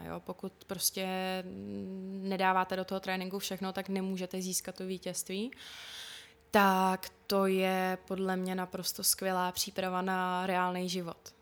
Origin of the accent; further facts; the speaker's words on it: Špindlerův Mlýn, Hradec Králové Region, Czechia; also born or lived in Plzeň; Takže můj domov je kvůli tomu jakoby ve špindlu.